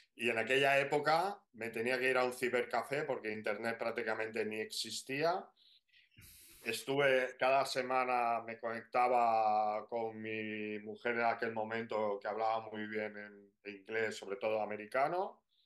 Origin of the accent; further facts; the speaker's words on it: Barcelona, Catalonia, Spain; nosotros somos, somos de Barcelona.